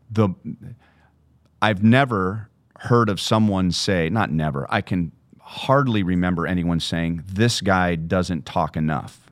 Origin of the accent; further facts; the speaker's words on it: Southern California, United States; moved away as an adult; also born or lived in Minnesota; growing up in Southern California